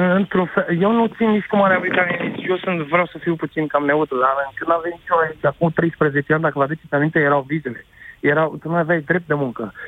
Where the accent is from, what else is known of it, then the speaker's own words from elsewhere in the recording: Romania; moved away as an adult; now in Oxford, United Kingdom; Eu, ca român care am o afacere aici cu 15 angajați